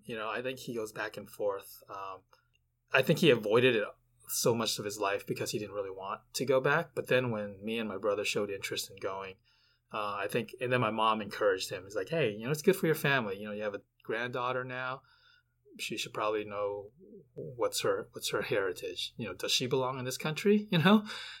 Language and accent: English; United States; since I was born here in America and he wasn't.